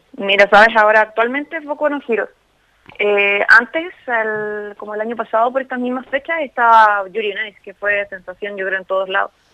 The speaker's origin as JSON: {"language": "Spanish", "region": "central Chile", "country": "Chile", "said": "yo soy de la zona centro de Chile"}